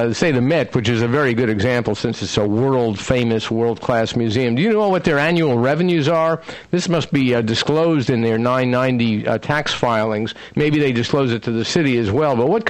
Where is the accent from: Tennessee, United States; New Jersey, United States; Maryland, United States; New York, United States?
New York, United States; New York City; Well, when I grew up in the Bronx in New York